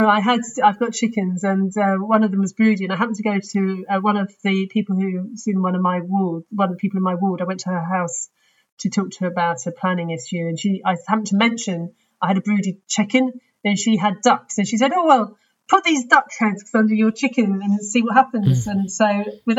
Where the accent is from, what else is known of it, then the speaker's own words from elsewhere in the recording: London, United Kingdom; I was from London, but actually was in Hall in UCL